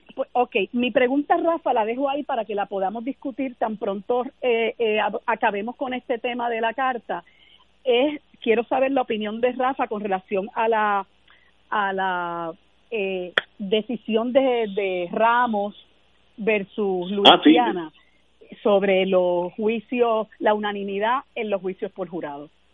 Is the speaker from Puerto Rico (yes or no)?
yes; Puerto Rico; para nosotros como puertorriqueños y puertorriqueñas